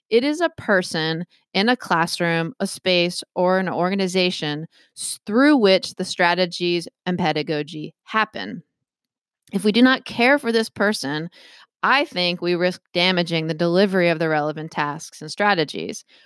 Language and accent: English; Maryland, United States; now in Massachusetts, United States; I grew up in Maryland